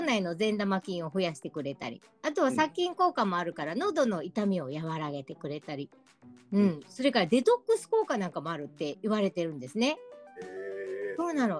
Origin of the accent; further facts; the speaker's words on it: Osaka, Japan; moved away; also born or lived in Tohoku; 私大阪出身です